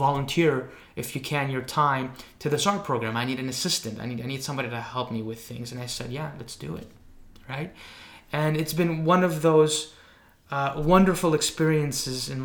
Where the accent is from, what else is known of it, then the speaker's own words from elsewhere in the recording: Greece; moved away; when I was growing up in Greece